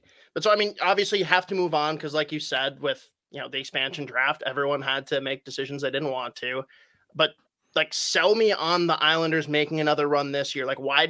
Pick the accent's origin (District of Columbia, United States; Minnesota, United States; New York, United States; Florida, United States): Minnesota, United States; me growing up in Minnesota